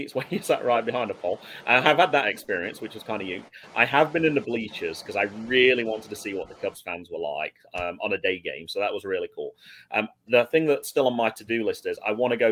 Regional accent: England, United Kingdom; also born or lived in North Carolina; now in United States; I'm from Old England

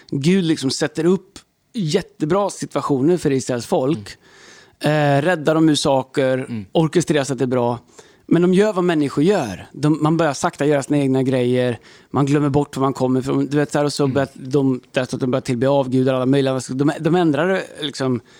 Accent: Stockholm, Stockholm County, Sweden; Vi är från Stockholm.

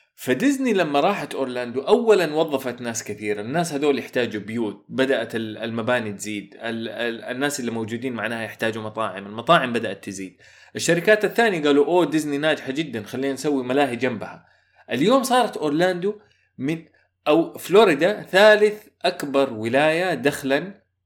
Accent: Saudi Arabia

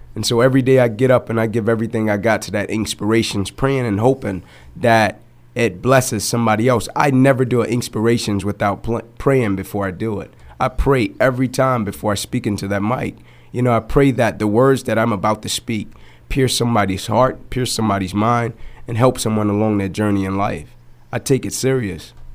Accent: Atlanta, Georgia, United States; I grew up in Atlanta

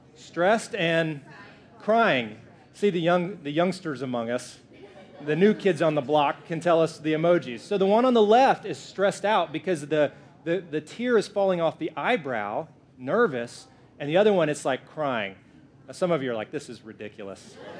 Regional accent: the South, United States; I'm from the South, so I say it that way

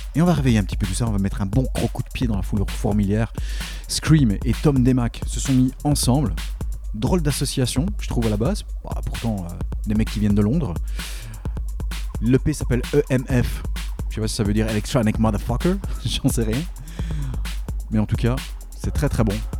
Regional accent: Belgium; je suis belge

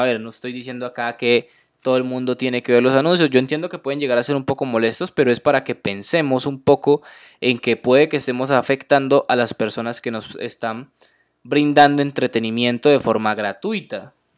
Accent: Colombia; mi país Colombia

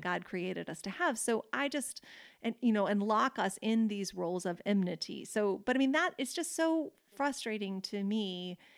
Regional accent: United States

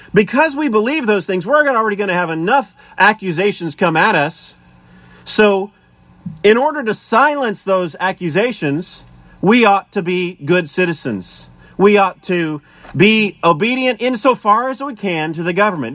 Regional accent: United States; as American citizens

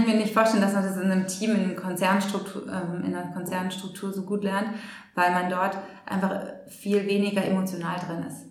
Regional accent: Germany; als Deutsche

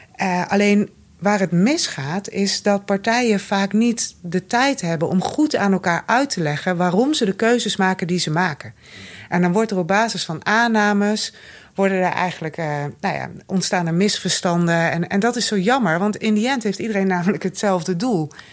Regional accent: Noordoostpolder, Flevoland, Netherlands; Ik kom uit de Noordoostpolder.

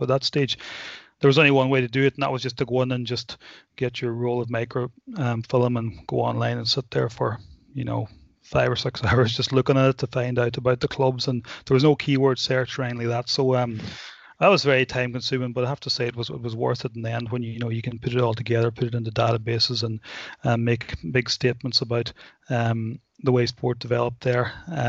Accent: Donegal, Ulster, Ireland; I'm from Donegal and have a strong passion for sport and history.

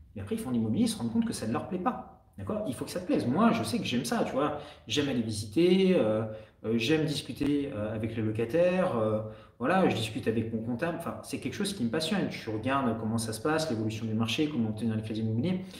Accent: France; accent: French; also born or lived in Canada; J'ai toujours mon accent français

